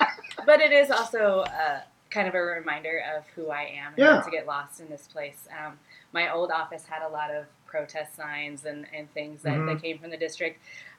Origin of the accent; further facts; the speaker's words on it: Fordland, Missouri, United States; I grew up in Fordland, went to Rogersville Schools.